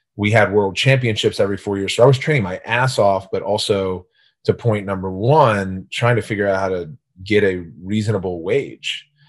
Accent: Gaithersburg, Maryland, United States; I grew up in Gaithersburg, Maryland, so a small rural town in, outside of D C.

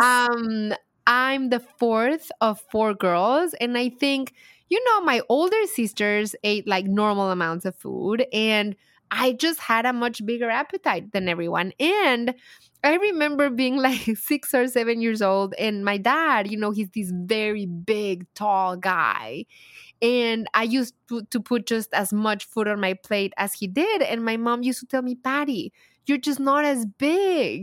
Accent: Mexico; accent: heavy accent; English is a second language; moved away as an adult; also born or lived in Dallas, United States; now in United States; And I love my home country, too. And I feel like the more the years go by, the deeper my roots grow into Mexico.

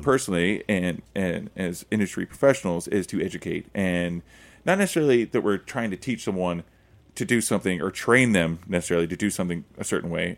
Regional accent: Oklahoma, United States; I'm from Oklahoma

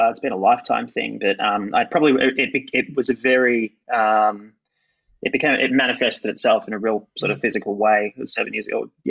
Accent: Bendigo, Victoria, Australia; also born or lived in Perth; I came from Bendigo and then I did a year stint in Perth and then I got the biggest station in the country

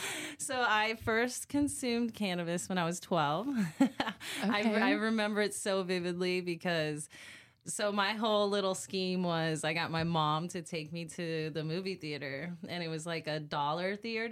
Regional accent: Orlando, Florida, United States; In Orlando, Florida.

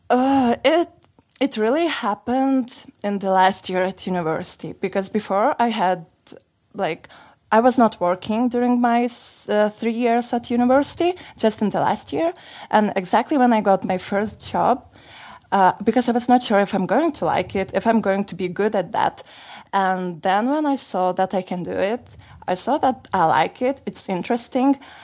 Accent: Lithuania; moved away as an adult; now in Sofia, Bulgaria; I am originally from Lithuania and for two last months I'm living in here in Bulgaria in Sofia

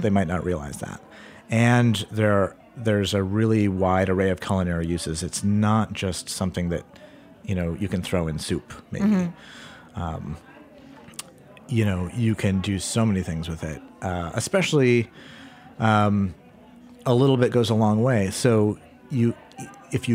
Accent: Portland, Maine, United States; also born or lived in New York City; they knew I was from Portland

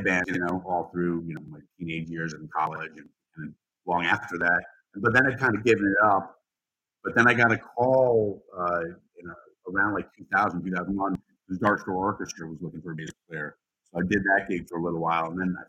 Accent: Westchester, New York, United States; I grew up in Westchester

